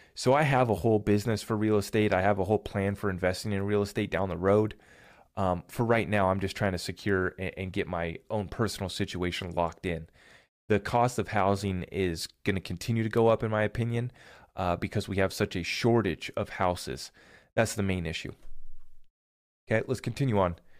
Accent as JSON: {"language": "English", "country": "United States", "said": "as an American here"}